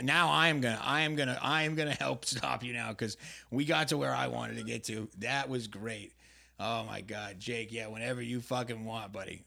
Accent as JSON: {"language": "English", "region": "New England", "country": "United States", "moved": "yes", "lives_now": "Southern California, United States", "said": "I'm from New England"}